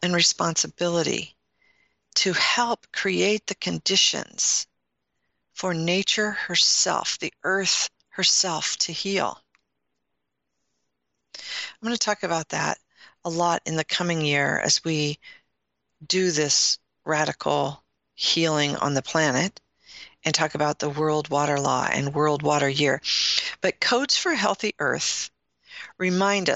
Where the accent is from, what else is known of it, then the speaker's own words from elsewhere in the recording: Midwest, United States; You can tell I'm from the Midwest, when I say root, some people say root, I say root.